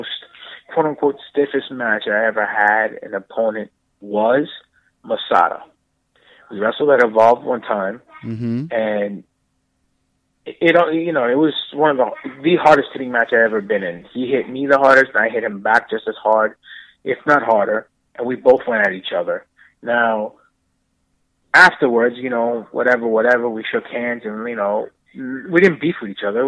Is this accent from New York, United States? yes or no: yes; New York City, New York, United States; I grew up in New York